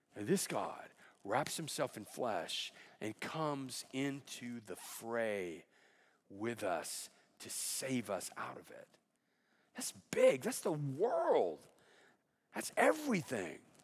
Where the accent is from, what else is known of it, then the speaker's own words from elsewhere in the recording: Alabama, United States; moved away; I grew up in Alabama